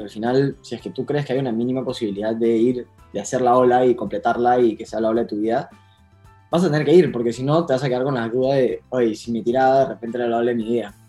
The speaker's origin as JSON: {"language": "Spanish", "town": "Punta Hermosa", "region": "Lima", "country": "Peru", "tie": "born or raised there", "said": "nací en Punta Hermosa"}